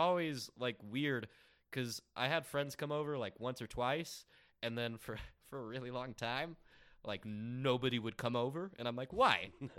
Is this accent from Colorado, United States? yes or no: yes; Highlands Ranch, Colorado, United States; also born or lived in Ontario, California; I grew up in Highlands Ranch, in Colorado, like super safe, super fucking like white collar.